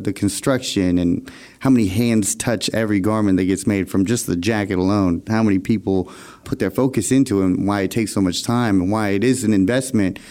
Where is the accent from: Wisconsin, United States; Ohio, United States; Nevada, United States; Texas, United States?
Texas, United States; Houston; I grew up Persian in Houston